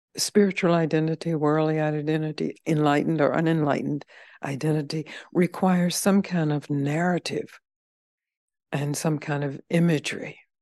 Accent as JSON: {"language": "English", "region": "the South", "country": "United States", "said": "I'm from the South"}